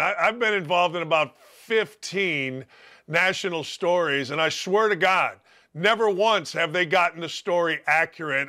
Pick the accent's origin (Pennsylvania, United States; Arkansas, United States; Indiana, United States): Indiana, United States; Gary; I grew up in Gary